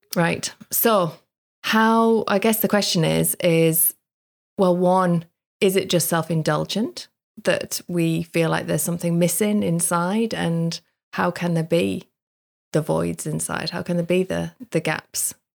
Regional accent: the Northeast, North East England, United Kingdom; where I grew up in the Northeast

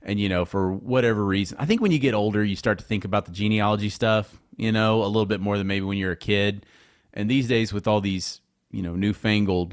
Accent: Houston, Texas, United States; moved away as an adult; now in Midlothian, United States; I was born in Houston, and I spent, you know, my childhood in Houston

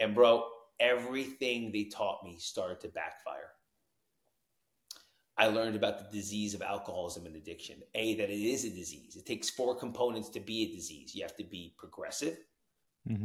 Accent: Tenafly, New Jersey, United States; moved away; also born or lived in Arizona; I grew up in Tenafly, New Jersey

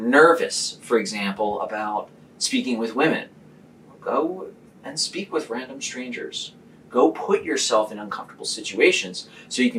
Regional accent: Philadelphia, Pennsylvania, United States

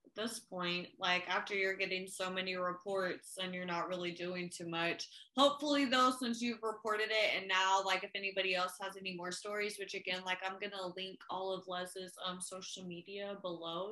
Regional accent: Oklahoma City, Oklahoma, United States; also born or lived in Tulsa, Oklahoma

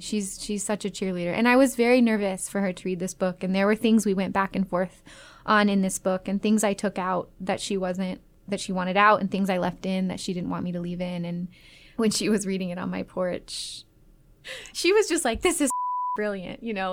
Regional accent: Las Vegas, Nevada, United States; also born or lived in Atlanta, Georgia, United States; I moved from Las Vegas or from Atlanta to Las Vegas when I was nine

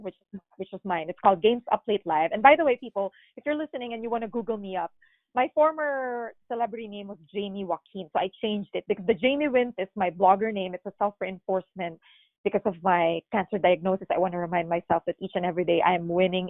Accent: Philippines; moved away as an adult; now in United States; I am born and raised in the Philippines

